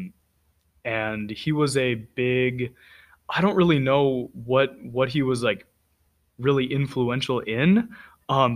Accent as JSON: {"language": "English", "region": "California", "country": "United States", "said": "I am from California"}